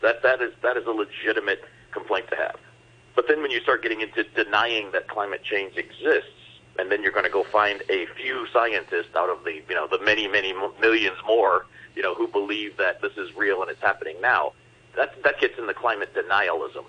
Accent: Detroit, Michigan, United States; I'm from Detroit

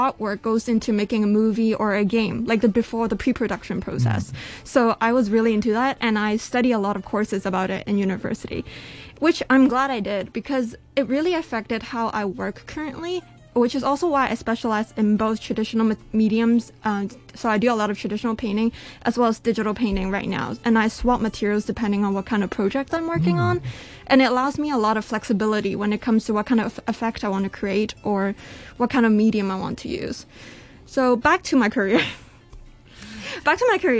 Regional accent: Canada; now in Hong Kong; I was born in Canada

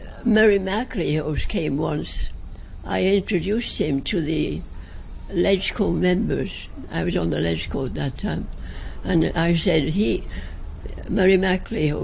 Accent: England, United Kingdom; also born or lived in China; now in Hong Kong; As English people, we were considered enemy aliens

